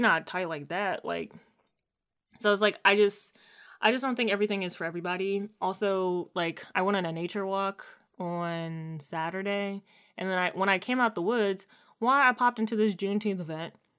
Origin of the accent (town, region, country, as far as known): Maryland, United States; born or raised there